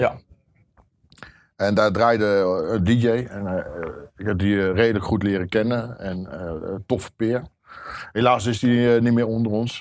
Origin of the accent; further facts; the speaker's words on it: Zwolle, Overijssel, Netherlands; moved away as an adult; now in North Holland, Netherlands; Ik kom uit Zwolle